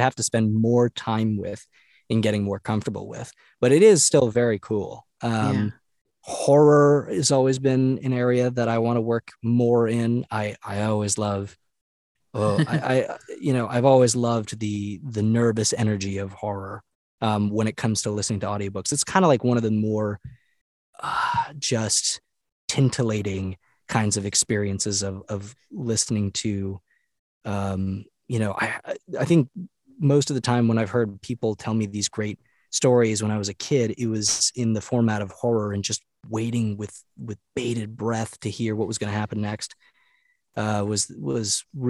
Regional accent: Rhode Island, United States; also born or lived in North Carolina; though I spent 10 years in North Carolina, I'm originally from New England. All my family's from Massachusetts and Rhode Island. I was born in Rhode Island.

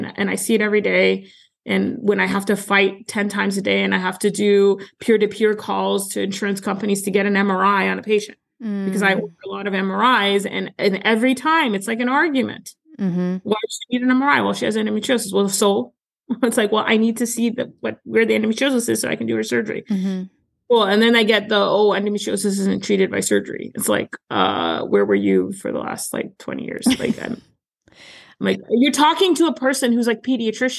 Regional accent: Canada; moved away as an adult; now in United States; I'm Canadian, so I came from the Canadian healthcare system

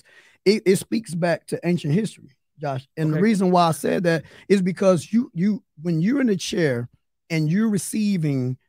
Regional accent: Detroit, Michigan, United States; I just was born and raised on Van Dyke in 94

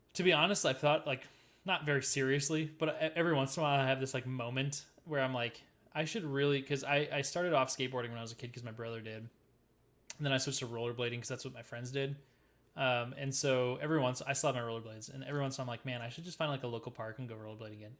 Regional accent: Midwest, United States; I'm a Midwesterner

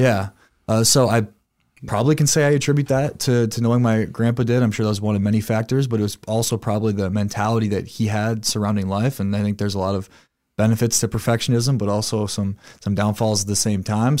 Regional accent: Sioux Falls, South Dakota, United States; I was born and raised here in Sioux Falls, South Dakota.

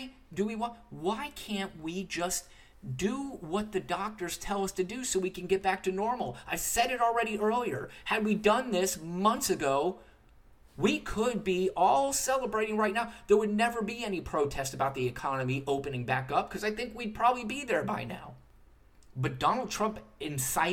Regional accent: United States; I, as an American citizen

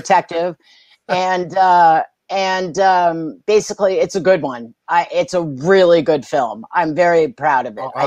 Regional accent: New York City, New York, United States; I grew up in Manhattan

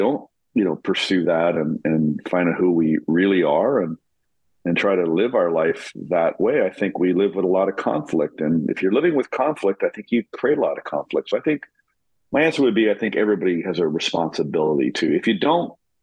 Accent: Canada; also born or lived in New York; I'm born and raised in Canada.

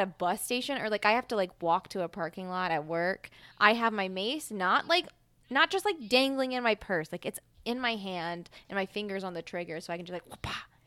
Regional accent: Mississippi, United States; now in Philadelphia, United States; I'm from Mississippi

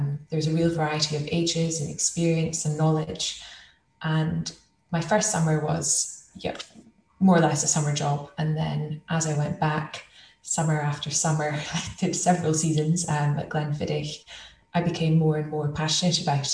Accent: Elgin, Scotland, United Kingdom; I grew up just outside Elgin, so in the Speyside region, Murray Speyside

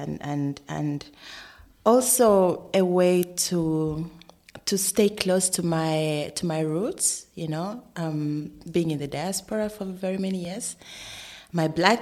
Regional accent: Uganda; also born or lived in Sweden; now in Berlin, Germany; I'm from Uganda originally

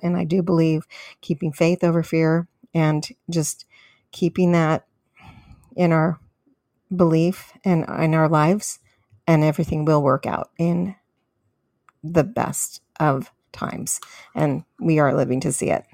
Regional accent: California, United States; moved away as an adult; now in Texas, United States; I am from California, but I did recently move in the last six months in January this year. I moved to Texas.

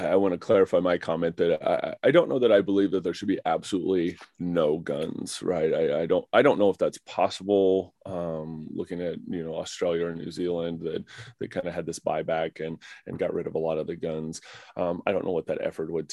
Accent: Oklahoma, United States; I'm from Oklahoma, and I personally had very conservative views growing up.

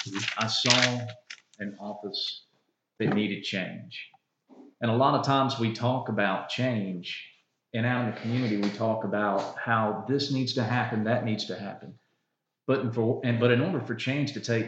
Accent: United States; Union is home. This is where I was raised. This is where I went to school

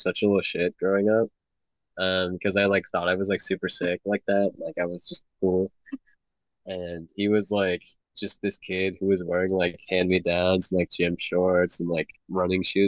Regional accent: California, United States; also born or lived in Texas; I was born in California, moved to Texas for a year. Moved back

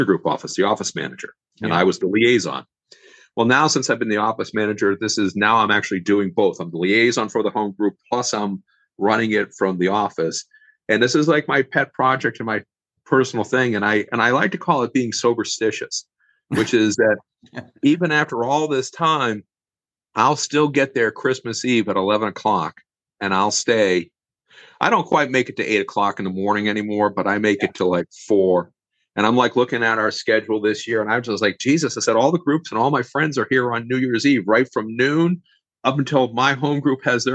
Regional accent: Boston, Massachusetts, United States; moved away; I'm from Boston originally

